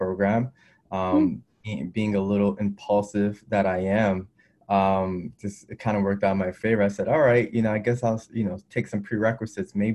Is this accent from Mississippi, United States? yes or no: no; New York City, New York, United States; I grew up in Brooklyn, New York, inner city